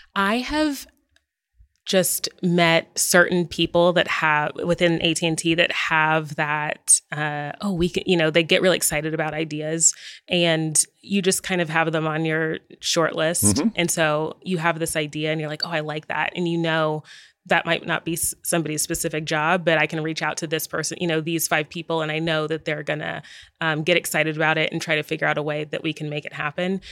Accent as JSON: {"language": "English", "town": "Dallas", "region": "Texas", "country": "United States", "tie": "born or raised there", "moved": "yes", "lives_now": "Los Angeles, United States", "said": "My hometown is Dallas, Texas, and I'm actually a fifth generation"}